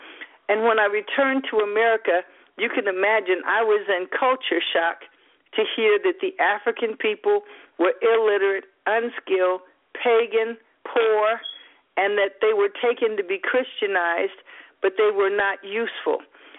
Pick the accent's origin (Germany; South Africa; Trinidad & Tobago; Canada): Germany; Baumholder, Rhineland-Palatinate; born there; I was born in Baumholder, West Germany, and my father married my mother when they met at West Virginia State and was commissioned in ROTC to Germany.